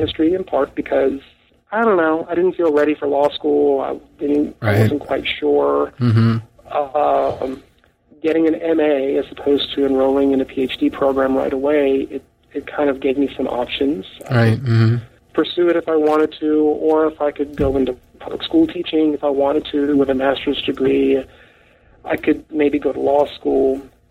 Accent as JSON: {"language": "English", "town": "Freer", "region": "Texas", "country": "United States", "tie": "born or raised there", "said": "I'm a South Texas native. I come from a little town called Freer, Texas."}